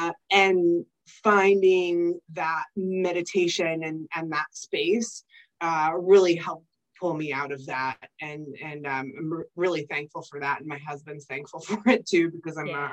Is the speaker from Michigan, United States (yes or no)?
yes; Michigan, United States; moved away; I don't have any family here. I'm originally from Michigan